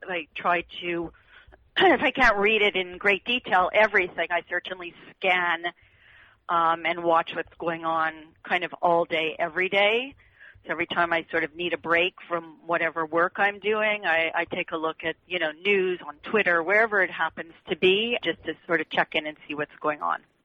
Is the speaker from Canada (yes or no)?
yes; Canada; moved away as an adult; now in United States; I come from Canada. I moved here.